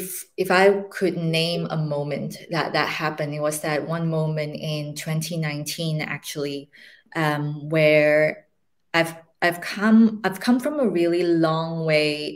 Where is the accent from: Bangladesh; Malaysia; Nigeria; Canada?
Malaysia; moved away; I speak Mandarin and Cantonese along with English and all the other languages that we've been raised in Malaysia. I am originally from Malaysia